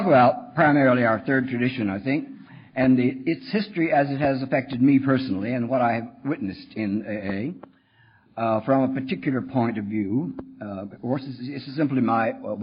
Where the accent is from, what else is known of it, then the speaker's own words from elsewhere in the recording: Texas, United States; When I was a kid growing up in Texas